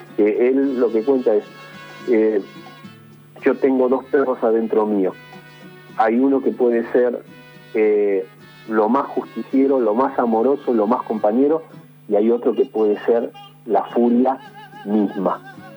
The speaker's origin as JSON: {"language": "Spanish", "town": "Isidro Casanova", "region": "Buenos Aires Province", "country": "Argentina", "tie": "born or raised there", "said": "Yo soy orgulloso hijo de Isidro Casanova y del barrio Los Pinos"}